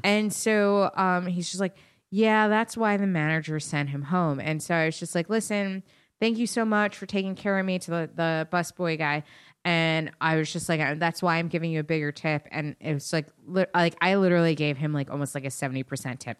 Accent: Westchester, New York, United States; I'm still from Westchester

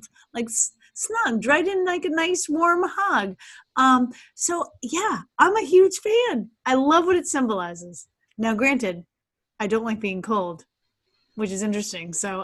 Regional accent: Northeast, United States; moved away; I hail from the Northeast before I moved to Downtown City.

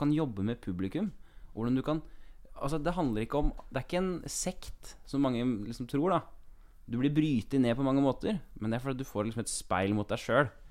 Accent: Kongsberg, Buskerud, Norway; moved away; Jeg er en fyr fra Kongsberg

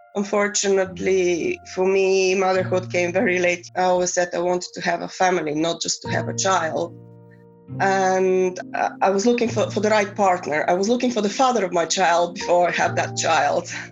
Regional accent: Bulgaria; first language Bulgarian; English is a second language; moved away; I grew up in the 70s, 80s, and I'm from Bulgaria

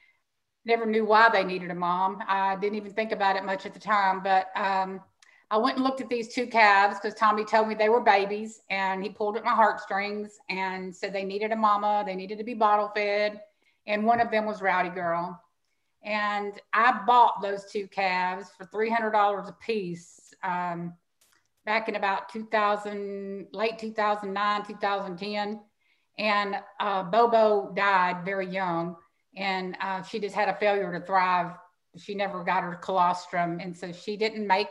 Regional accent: Houston, Texas, United States; also born or lived in Angleton, Texas; growing up in Houston, Texas

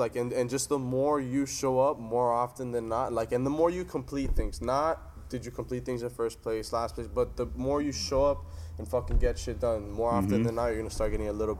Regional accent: Miami, Florida, United States; I'm from Miami. I know exactly how that shit is, man.

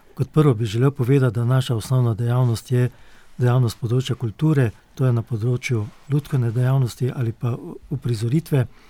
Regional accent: Slovenia; Slovenci smo

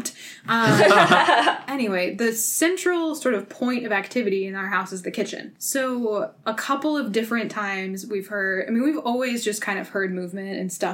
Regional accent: Massachusetts, United States; So the house that I grew up in is in Massachusetts

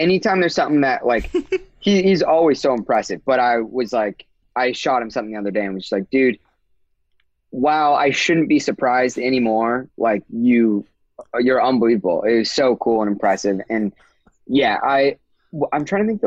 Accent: near Disneyland, California, United States; I grew up near Disneyland.

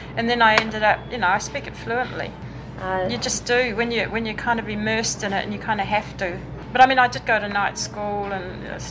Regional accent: England, United Kingdom; moved away as an adult; also born or lived in New Zealand / Germany; now in Ashland, United States; because I'm English

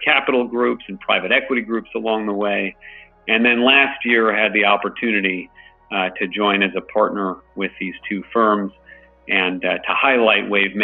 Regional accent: San Francisco, California, United States; growing up in the Bay Area, right near UC San Francisco

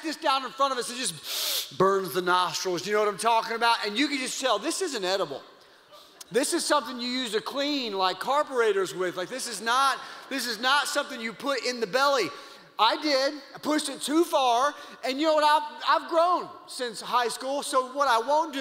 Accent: Louisiana, United States; moved away; I grew up in Louisiana

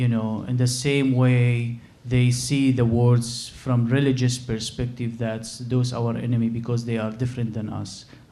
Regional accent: Syria; moved away; I'm from the Middle East, from Syria

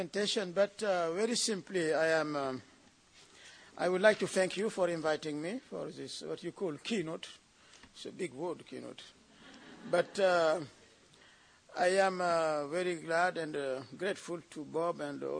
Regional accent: Senegal; I come from Senegal, a former French colony

